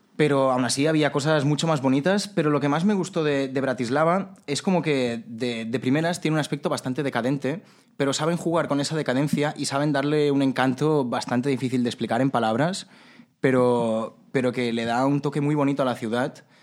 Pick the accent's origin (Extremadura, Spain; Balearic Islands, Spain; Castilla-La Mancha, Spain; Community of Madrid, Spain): Balearic Islands, Spain; Majorca; yo como mallorquín